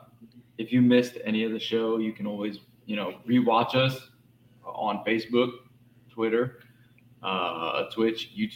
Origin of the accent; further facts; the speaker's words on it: New Jersey, United States; now in Texas, United States; we're all from South Jersey, so we're all right there next to Philly.